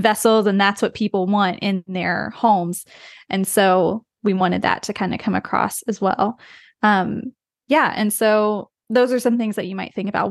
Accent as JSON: {"language": "English", "region": "West Virginia", "country": "United States", "tie": "born or raised there", "moved": "yes", "said": "I grew up in the U S, even though we travel a lot. I'm from the U S. I'm from West Virginia, so very rural"}